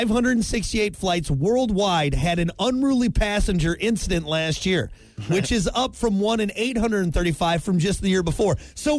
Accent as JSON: {"language": "English", "region": "Wisconsin", "country": "United States", "said": "I'm from Wisconsin."}